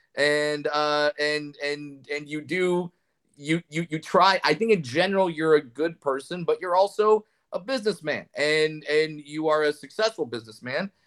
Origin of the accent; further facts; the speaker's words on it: Orange County, California, United States; I grew up in Orange County, California